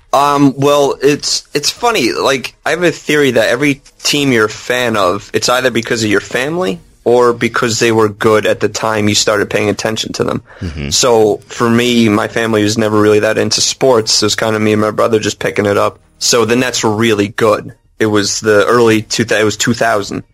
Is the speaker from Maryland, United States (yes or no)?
no; northern New Jersey, United States; I was born and bred in New, uh, New Jersey